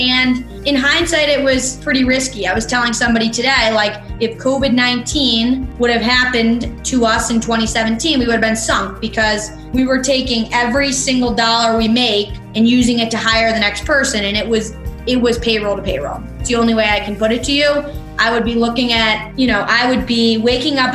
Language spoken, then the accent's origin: English; East Aurora, New York, United States; I grew up outside of Buffalo in a town called East Aurora, grew up on a golf course